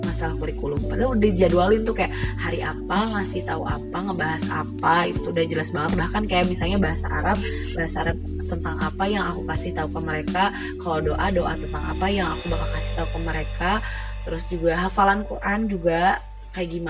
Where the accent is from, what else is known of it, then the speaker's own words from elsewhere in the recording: West Java, Indonesia; alhamdulillahnya aku itu udah cukup lama di Jawa jadi cukup bisa memahami bahasa mereka cuman untuk membalas atau kalau ngobrol gitu ya pakai bahasa Jawa itu tuh jujur aku belum bisa karena aku tuh orang Sunda